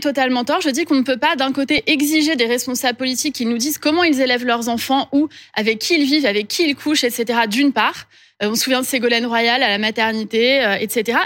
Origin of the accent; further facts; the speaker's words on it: Corsica, France; je viens de la Corse. Pour nous, en Corse, le temps du deuil, c'est quelque chose d'important